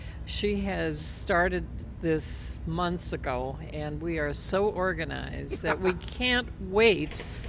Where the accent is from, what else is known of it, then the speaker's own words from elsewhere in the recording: Carlton, Minnesota, United States; a group of chefs that come from my hometown in Minnesota, Carlton, Minnesota.